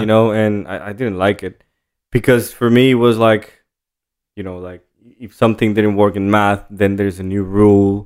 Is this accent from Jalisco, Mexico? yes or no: yes; Atotonilco el Alto, Jalisco, Mexico; English is a second language; also born or lived in Guadalajara; I was born in Guadalajara, and then we moved to the town of Atotonilco el Alto